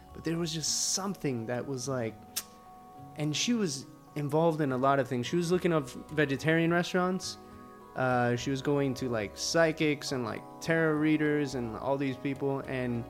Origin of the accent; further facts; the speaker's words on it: Miami, Florida, United States; first language Spanish; English is a second language; also born or lived in Colombia; Most of the time I grew up in Miami, but I would be in Colombia every year, you know, like 4 months out of the year